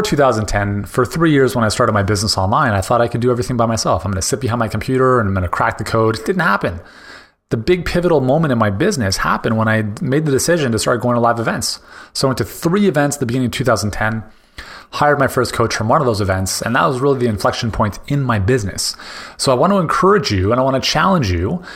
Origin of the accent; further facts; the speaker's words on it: Canada; as a Canadian